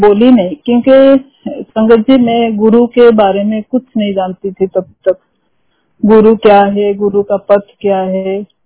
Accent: Odisha, India; also born or lived in Singapore; we are from Odisha and we are Odia I M A Odia lady

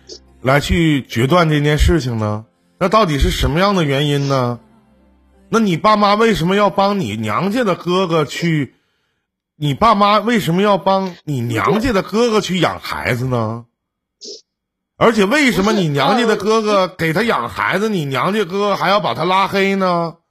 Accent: Shenyang, Liaoning, China; 我我是东北沈阳的啊，

